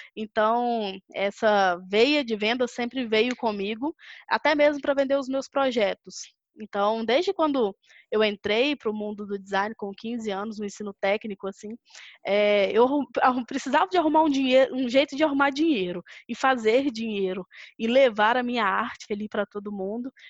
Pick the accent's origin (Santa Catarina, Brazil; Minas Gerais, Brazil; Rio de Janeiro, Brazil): Minas Gerais, Brazil; Belo Horizonte; eu sou de BH, sou mineira, é, nascida e criada por aqui